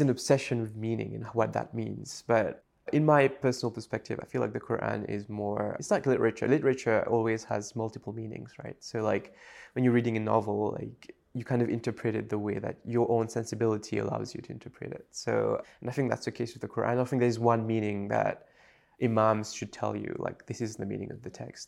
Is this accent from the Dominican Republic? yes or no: no; Mauritius; first language French; English is a second language; moved away as an adult; also born or lived in United States